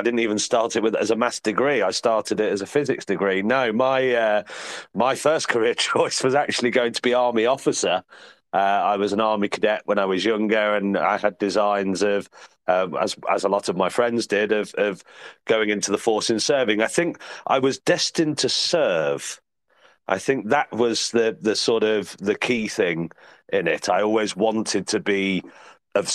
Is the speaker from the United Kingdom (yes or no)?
yes; Midlands, United Kingdom; also born or lived in Oxfordshire / Leicestershire; coming back to the Midlands, because I'm from the Midlands originally